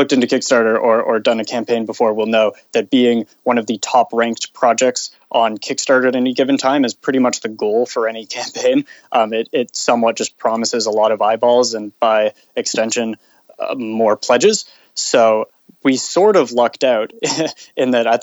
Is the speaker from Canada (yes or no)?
yes; Canada; being Canadian